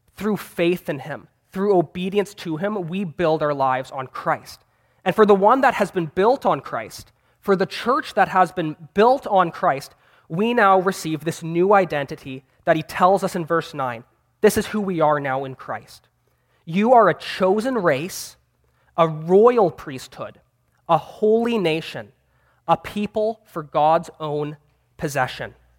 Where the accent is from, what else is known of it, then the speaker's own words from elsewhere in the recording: Vancouver, British Columbia, Canada; I'm a seminary student, and I'm from Vancouver, Canada